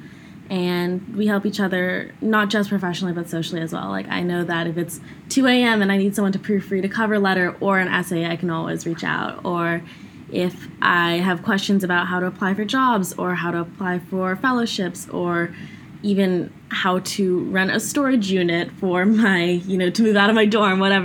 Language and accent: English; California, United States; I spent a lot of my life growing up in California